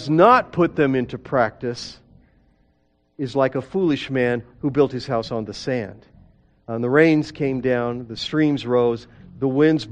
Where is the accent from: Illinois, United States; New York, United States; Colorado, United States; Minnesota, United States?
Colorado, United States; Denver; I grew up in Denver